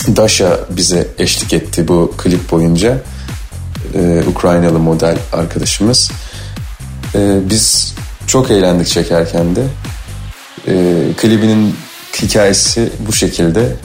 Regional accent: Urla, İzmir, Turkey; moved away; doğup büyüdüğüm şehir İzmir, Urla

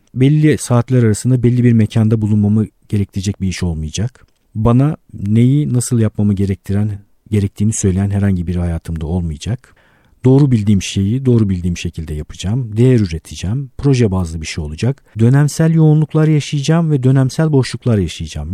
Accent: Istanbul, Turkey; bin dokuz yüz yetmiş bir İstanbul doğumluyum

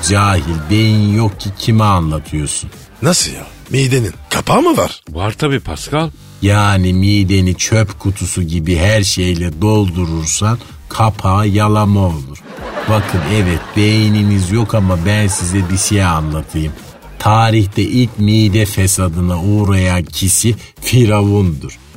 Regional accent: Istanbul, Turkey; Ne demek nerelisin? Buralıyım ayol. Yedi göbek İstanbulluyum. İstanbul neresi? Şehre manetinden.

